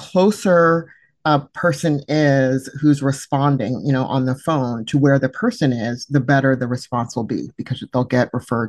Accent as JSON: {"language": "English", "region": "California", "country": "United States", "said": "I happen to be in Nebraska today, even though I'm from California"}